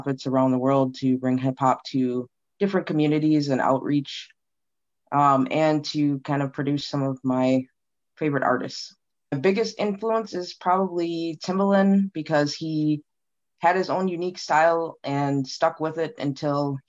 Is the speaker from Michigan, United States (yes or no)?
no; Minneapolis, Minnesota, United States; I am from Minneapolis, Minnesota